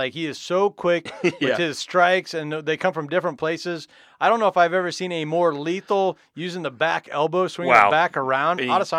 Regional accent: Nebraska, United States; we're Husker fans, right? We're from Nebraska, right?

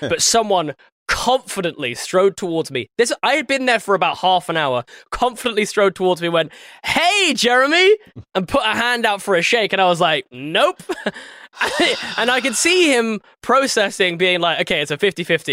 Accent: England, United Kingdom; I'm the English guy, light skin.

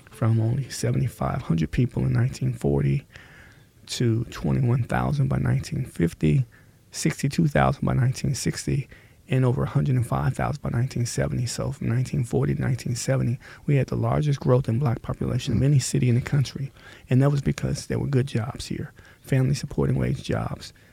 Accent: Milwaukee, Wisconsin, United States; tell people I was from Milwaukee

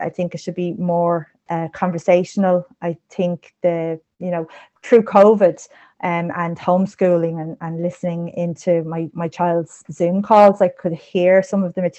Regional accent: Ireland

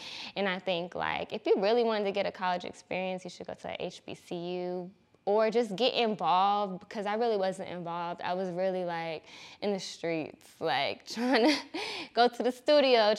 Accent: Atlanta, Georgia, United States; I grew up in the SWAT, so Southwest Atlanta, okay. off of MLK

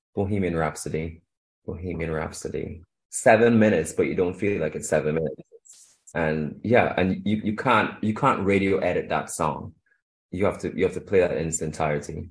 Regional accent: Trinidad & Tobago; also born or lived in Shanghai, China / Europe; now in London, United Kingdom; I grew up in in Trinidad and Tobago. I was born there, and I I moved to London

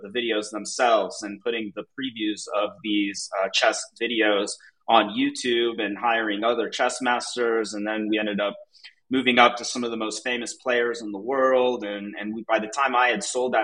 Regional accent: Atlanta, Georgia, United States; moved away as an adult; now in Mexico City, Mexico; I grew up in Atlanta, Georgia, like the suburbs, and I moved to Mexico City about 7 years ago

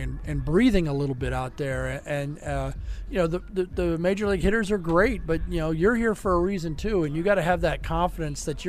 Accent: North Carolina, United States; I'm from North Carolina

